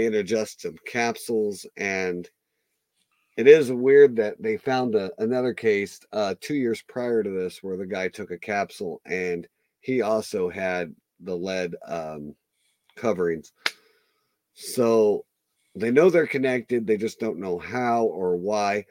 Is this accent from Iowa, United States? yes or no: yes; Iowa, United States; I'm from Iowa. We're both from Iowa. Closer to the Missouri border